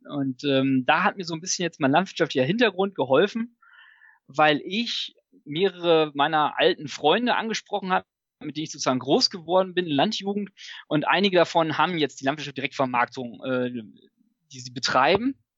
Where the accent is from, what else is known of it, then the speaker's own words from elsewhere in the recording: Münsterland, near Münster, North Rhine-Westphalia, Germany; ich bin auch im Münsterland groß geworden, äh, auf dem landwirtschaftlichen ähm, Hof sozusagen, vor den Toren von Münster.